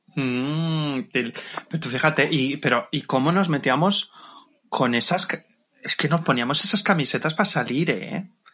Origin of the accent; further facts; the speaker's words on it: Levante, Valencian Community, Spain; Yo soy de Levante, entonces mis discotecas pues eran lo que era eh, la zona de Alicante, Murcia y puntualmente Valencia